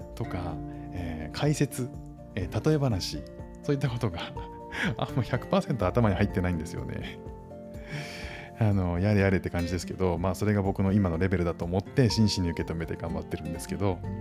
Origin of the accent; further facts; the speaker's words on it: Japan; moved away as an adult; now in Singapore; 義務教育の授業だと日本語がしゃべる先生から教えてもらってた